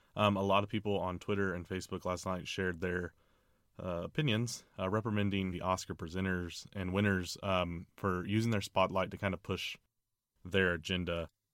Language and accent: English; Orlando, Florida, United States; Orlando, Florida, my hometown